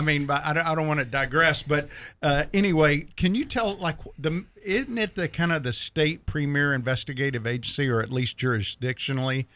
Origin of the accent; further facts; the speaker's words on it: Mississippi, United States; my wife gives me grief because I'm from Mississippi and I say Thursday, Thursday.